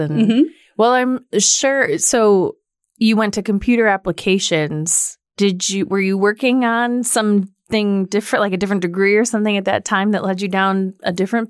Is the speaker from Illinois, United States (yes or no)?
yes; Hinsdale, Illinois, United States; I grew up in Hinsdale